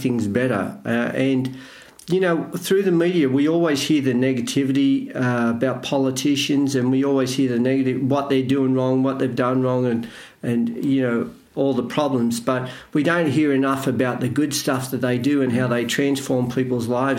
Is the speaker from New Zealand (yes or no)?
no; Australia; I'm Australian